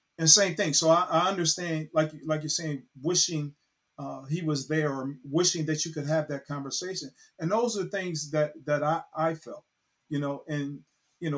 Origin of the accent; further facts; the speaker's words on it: Cincinnati, Ohio, United States; moved away; I'm originally from Cincinnati, Ohio